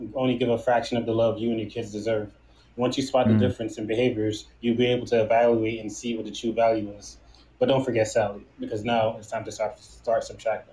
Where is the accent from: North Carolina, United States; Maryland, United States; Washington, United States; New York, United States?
New York, United States; New York City; also born or lived in Trinidad / St. Thomas; now in Delaware, United States; Originally from Trinidad and St. Thomas. I grew up in New York, though, in Brooklyn, but I live in Delaware right now